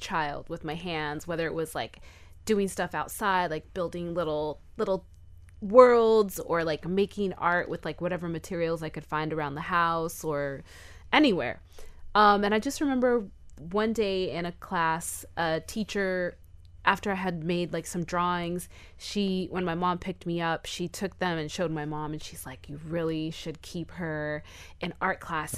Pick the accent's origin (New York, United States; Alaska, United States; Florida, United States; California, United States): Florida, United States; Miami; we're from Miami